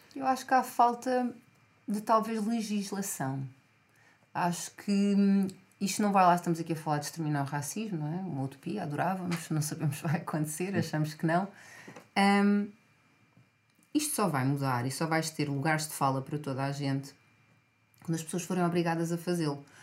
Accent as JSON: {"language": "Portuguese", "area": "Outurela", "region": "Lisbon", "country": "Portugal", "tie": "born or raised there", "said": "eu cresci em Outurela"}